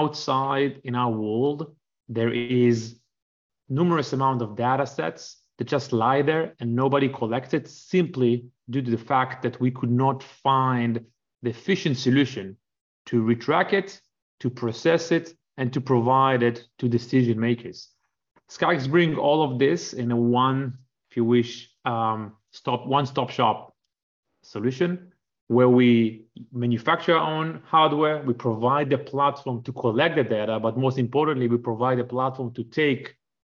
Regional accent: Israel; moved away as an adult; also born or lived in Canada; I grew up in Israel, spent almost a decade in the Air Force

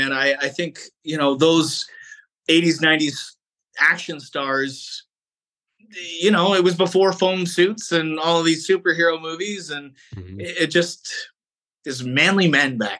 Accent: Canada; as a Canadian actor

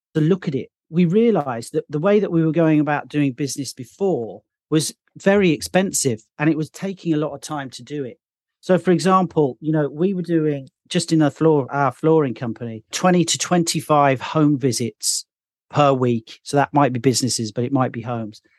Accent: Birmingham, West Midlands, United Kingdom; accent: Midlands; now in London, United Kingdom; I'm actually from another city in the U K originally, which is called Birmingham

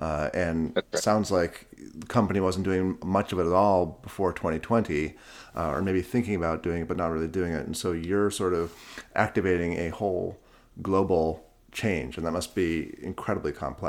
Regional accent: New York, United States; I interact with Uber in my hometown of New York

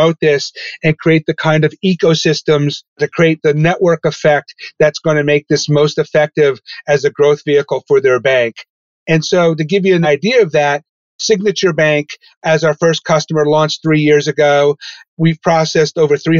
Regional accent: Poughkeepsie, New York, United States; also born or lived in Albany, New York / Michigan; I grew up in Poughkeepsie, New York, in the Hudson Valley.

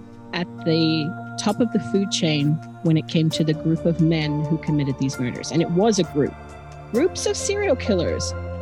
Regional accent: Adelaide, South Australia, Australia; accent: Australian; And Adelaide is my hometown. I'm going to honor my roots by talking more in my natural Australian accent tonight.

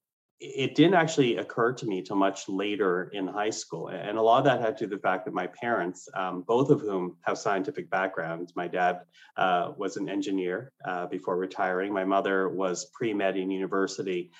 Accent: Canada; English is a second language; also born or lived in Philippines; I was not born in Canada. My family immigrated here, and I was 3 years old. English was not my first language.

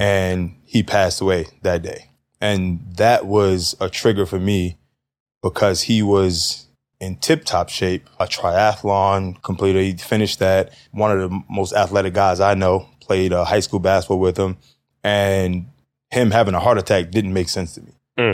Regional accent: New York City, New York, United States; 36 years old, born and raised in Harlem

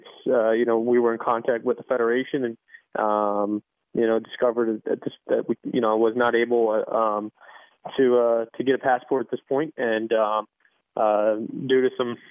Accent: United States; I was born in the United States

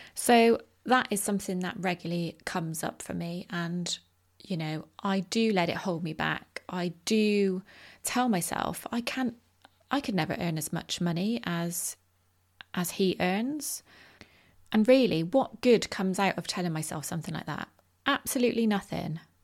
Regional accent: Bristol, South West England, United Kingdom; my hometown of Bristol

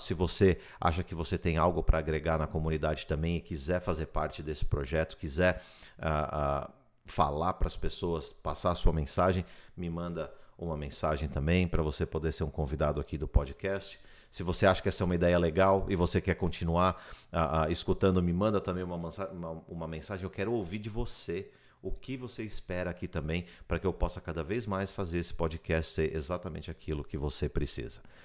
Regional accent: Brazil; moved away as an adult; also born or lived in São Paulo / Miami Beach; now in United States; Nós somos brasileiros que vieram aqui para os Estados Unidos atrás de um sonho

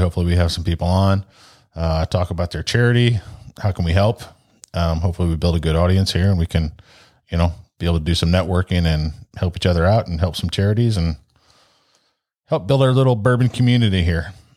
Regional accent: St. Louis, Missouri, United States; also born or lived in Ashtabula, Ohio; Since fourth grade, my dad worked for the railroad and, uh, it was basically moved to Saint Louis or you're unemployed, so here we are.

